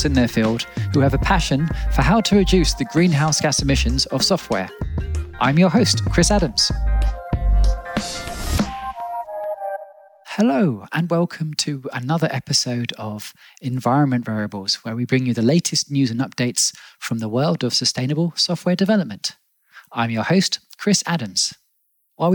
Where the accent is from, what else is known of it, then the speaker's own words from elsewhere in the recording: England, United Kingdom; now in Berlin, Germany; I no longer live in England, but I grew up in England